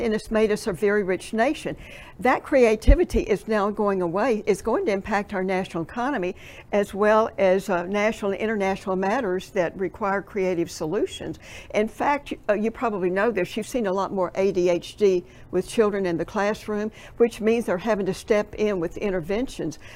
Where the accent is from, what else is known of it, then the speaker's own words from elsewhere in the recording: Tennessee, United States; I'm from Tennessee